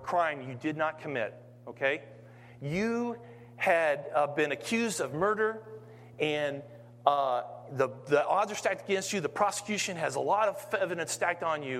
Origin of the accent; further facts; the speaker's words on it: Kansas City, United States; moved away; I'm from Kansas City, and I'm about 1 or 2 steps removed from hillbillies out of the Ozarks